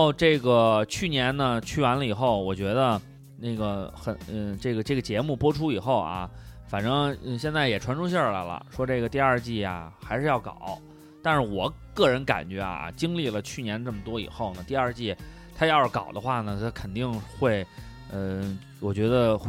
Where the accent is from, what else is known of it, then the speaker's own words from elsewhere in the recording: Beijing, China; 但是我觉得至少说呢，单镇北京这四个字这个名字，想告诉大家的是，我们来自北京，